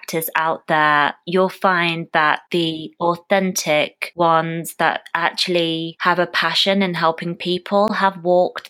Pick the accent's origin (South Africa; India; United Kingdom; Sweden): United Kingdom; I was born and raised in the UK.